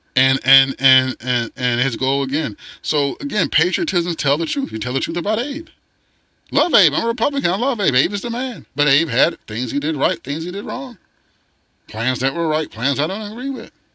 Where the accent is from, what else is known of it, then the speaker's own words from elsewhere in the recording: United States; also born or lived in Fort Lauderdale, Florida; I'm born and raised in the United States of America